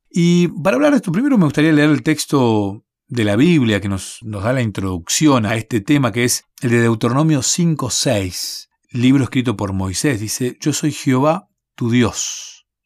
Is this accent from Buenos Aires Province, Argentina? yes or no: yes; Bahía Blanca, Buenos Aires Province, Argentina; Yo nací en Bahía Blanca